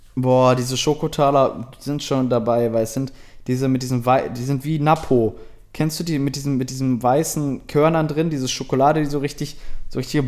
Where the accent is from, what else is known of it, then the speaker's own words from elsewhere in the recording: Germany; ich halt als Deutscher